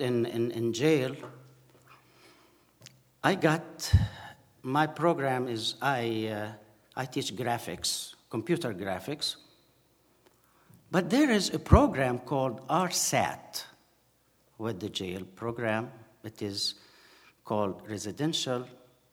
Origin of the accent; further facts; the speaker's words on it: Asyut, Asyut Governorate, Egypt; English is a second language; moved away as an adult; also born or lived in Cairo; The first time I left my city in Asyut, which is in south, 375 kilometers from Cairo, the first time I went on my own to live in Cairo for a while was when I finished my university